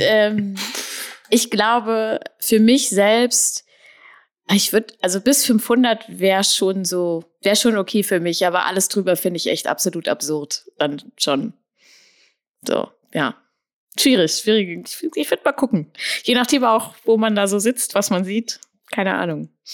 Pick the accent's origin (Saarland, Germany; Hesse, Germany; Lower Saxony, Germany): Lower Saxony, Germany; Braunschweig; Ich bin in Braunschweig aufgewachsen